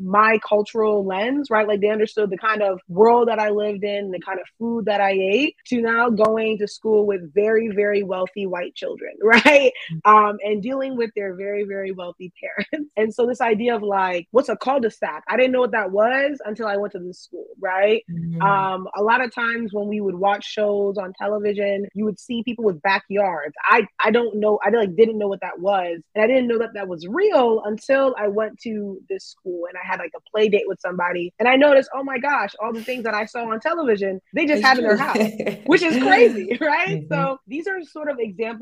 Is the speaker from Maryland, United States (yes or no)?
yes; Maryland, United States; also born or lived in Kumasi, Ghana / Minnesota; I mainly grew up in Maryland, but I was born in Ghana.